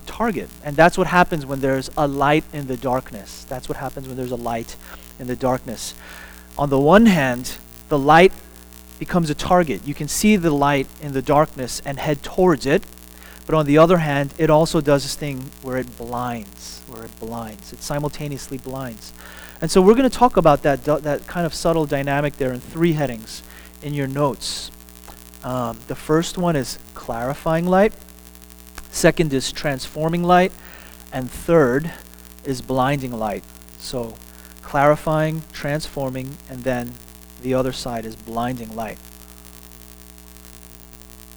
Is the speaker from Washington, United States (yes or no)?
no; Texas, United States; I'm a Texan